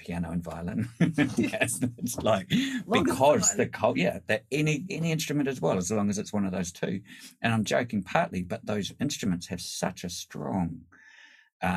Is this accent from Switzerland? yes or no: no; New Zealand; now in Sydney, Australia; as a New Zealander coming from Polynesian culture